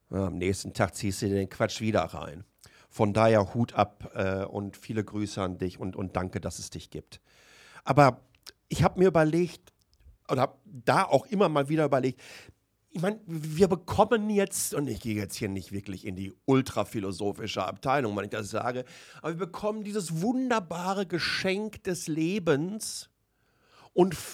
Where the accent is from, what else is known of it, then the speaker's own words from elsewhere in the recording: Waltrop, North Rhine-Westphalia, Germany; Ich bin in, in Waltrop im Kreis Recklinghausen aufgewachsen